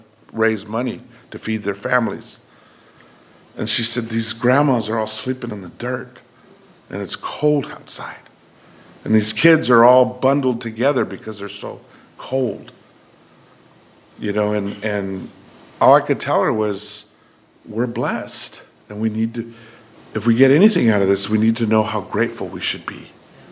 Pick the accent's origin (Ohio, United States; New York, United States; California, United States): California, United States; I grew up poor in California